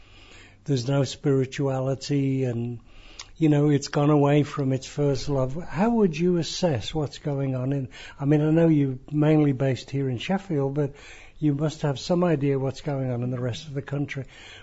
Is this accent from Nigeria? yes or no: yes; Nigeria; born there; You know, I was born in Nigeria of missionary parents